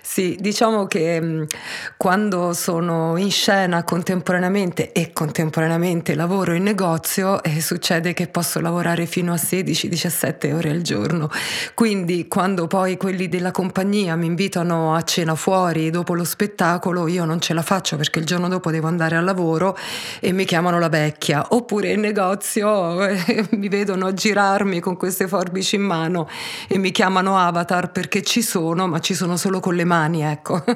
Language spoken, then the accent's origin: Italian; Taranto, Apulia, Italy; also born or lived in Pisa; io sono nata mm, a Pisa eh, da mamma belga e papà tarantino, ma il mio papà, quando avevo un anno e mezzo, purtroppo è morto e mia madre non ha retto benissimo il colpo, quindi mi ha lasciata a me e a mio fratello, di un anno e tre mesi più grande, dai miei nonni a Taranto